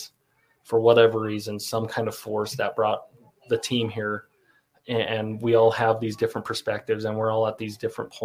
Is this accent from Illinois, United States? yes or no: no; Pingree, Idaho, United States; growing up in Southeast Idaho, you know, the Shoshone Bannock Reservation. I grew up right across the river in the Pingree area.